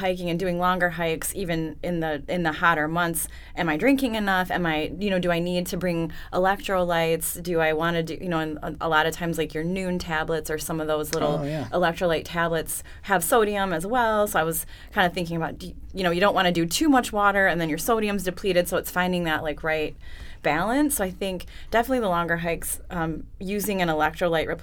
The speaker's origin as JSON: {"language": "English", "region": "Michigan", "country": "United States", "moved": "as an adult", "lives_now": "Chandler, United States", "said": "I'm from Michigan. There's not any tall mountains there"}